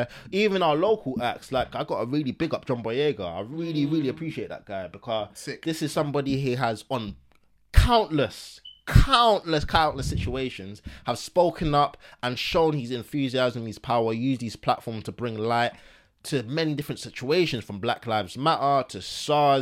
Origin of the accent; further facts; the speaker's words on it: England, United Kingdom; We are born in England. We are bro, English.